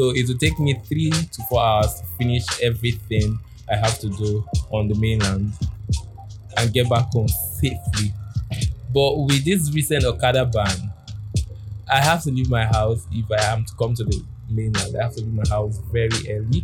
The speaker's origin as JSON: {"language": "English", "country": "Nigeria"}